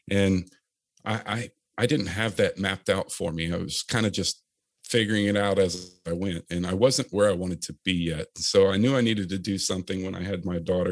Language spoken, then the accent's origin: English; Chesapeake, Virginia, United States; I grew up in Chesapeake, Virginia area, Virginia Beach, if you're not familiar with the area, and went to high school there